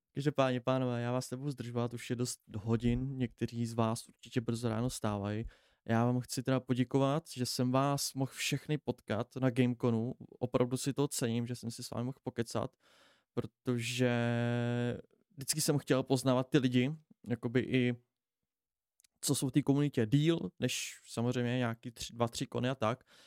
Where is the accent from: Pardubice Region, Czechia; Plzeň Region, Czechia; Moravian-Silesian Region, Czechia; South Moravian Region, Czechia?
Pardubice Region, Czechia; Pardubice; všichni jsme tady od z Pardubic